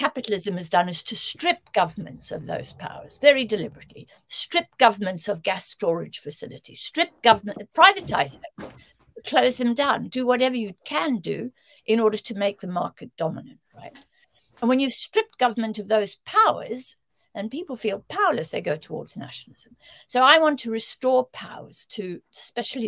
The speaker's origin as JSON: {"language": "English", "country": "South Africa", "tie": "born or raised there", "moved": "yes", "said": "I grew up in South Africa where, you know, 9/10 of the population had no access to democratic vote"}